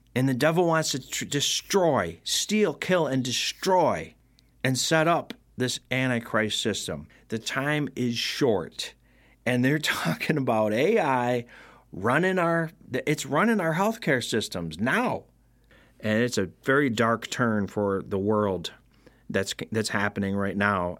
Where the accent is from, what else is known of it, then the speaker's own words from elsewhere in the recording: Rome, New York, United States; my hometown of Rome, New York.